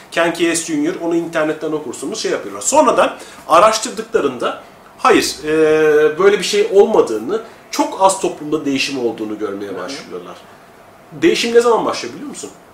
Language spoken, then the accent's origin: Turkish; Anatolia, Turkey; Önce, önce insanım, sonra Anadolu'luyum, sonra Türk'üm.